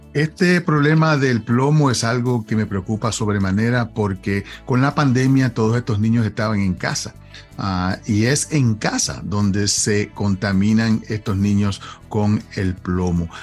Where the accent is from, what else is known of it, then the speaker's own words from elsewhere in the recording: Puerto Rico; moved away; cuando yo crecí en Puerto Rico, nosotros pintábamos la casa todos los años